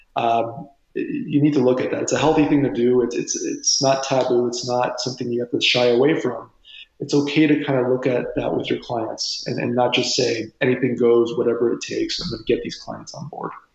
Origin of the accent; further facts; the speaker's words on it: Windsor, Ontario, Canada; I was born and raised in Windsor, Ontario, Canada, uh, right across the river here from Detroit.